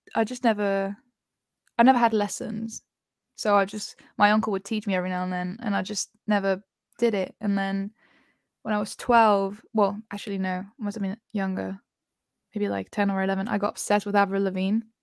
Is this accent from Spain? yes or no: yes; Spain; moved away; I feel like I grew up in Spain